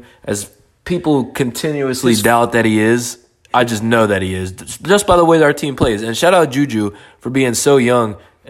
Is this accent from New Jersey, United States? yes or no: yes; New Jersey, United States; we're from Jersey